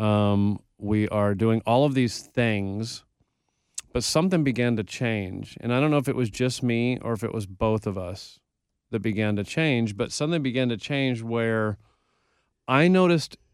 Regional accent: Texas, United States; I learned about the Alamo because I'm from Texas

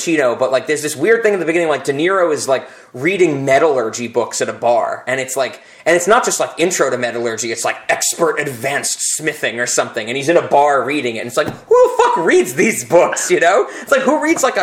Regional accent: upstate New York, United States; moved away; also born or lived in Western Pennsylvania; upstate New York. Like, it's an hour north of the city

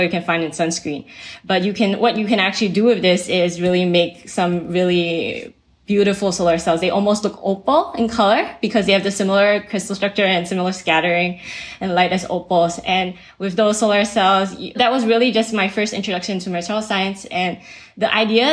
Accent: Singapore; moved away as an adult; also born or lived in Austin, Texas / New York City / Bay Area; I was raised in Singapore

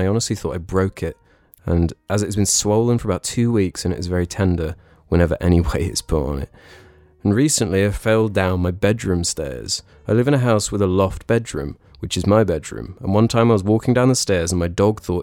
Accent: United Kingdom; I feel like I'm a British traitor.

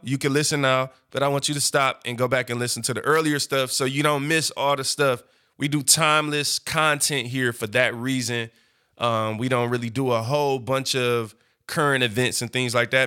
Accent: Detroit, Michigan, United States; I'm from East Side, Seven Mile. I grew up, but now I'm a corporate businessman

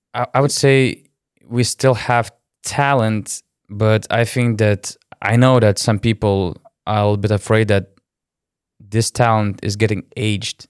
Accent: Lithuania; I'm from Lithuania

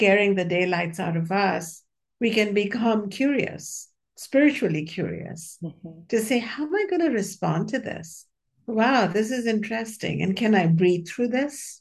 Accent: India; When I was born in the India of 1960s, it was pretty steeped in patriarchy.

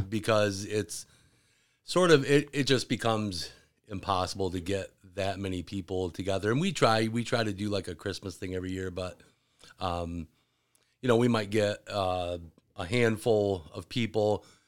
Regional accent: Williamston, Michigan, United States; also born or lived in Gaylord, Michigan / north of Detroit, Michigan; I grew up in Williamston.

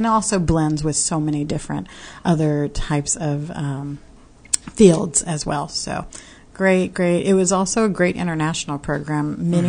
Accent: Fort Worth, Texas, United States; also born or lived in Arlington, Texas; born and bred in Fort Worth and love my native hometown.

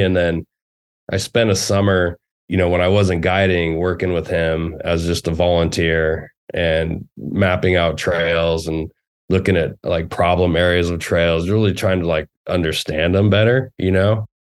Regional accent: Nevada City, California, United States; as a teenager growing up in Nevada City

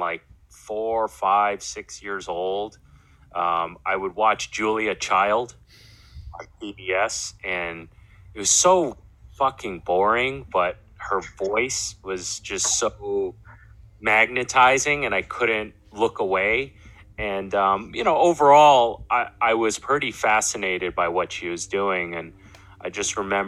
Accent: New York City, New York, United States; also born or lived in Brooklyn, New York; I'm born and raised in New York, Queens, to be more specific. I'm a Queens boy, but also grew up a lot in Brooklyn

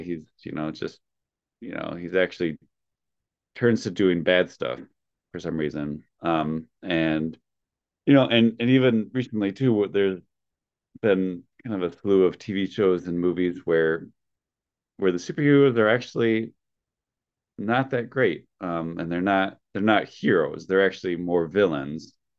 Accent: Wisconsin, United States; I'm from Wisconsin

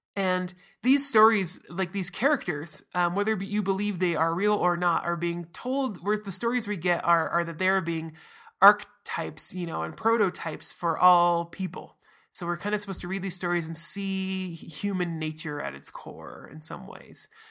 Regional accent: United States; as an American

